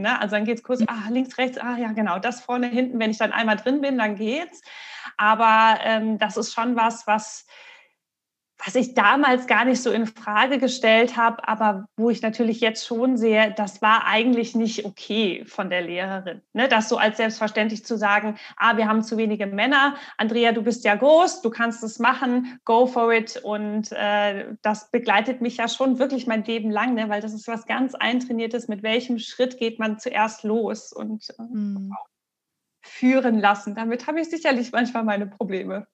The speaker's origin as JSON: {"language": "German", "town": "Marburg", "region": "Hesse", "country": "Germany", "tie": "born or raised there", "said": "Ich bin ja in Marburg aufgewachsen, äh, also auf dem Dorf"}